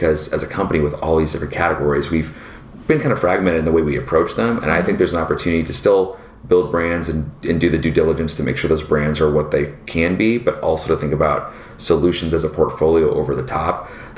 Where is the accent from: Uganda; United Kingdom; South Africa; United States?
United States; Portland, Oregon, Seattle, Pacific Northwest; I grew up in Portland, Oregon